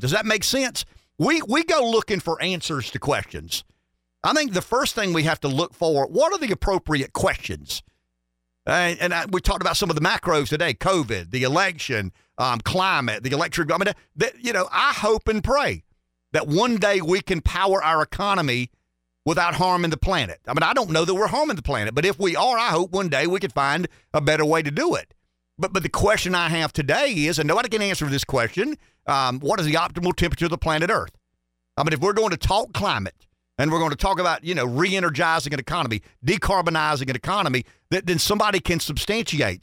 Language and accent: English; United States; I'm an American.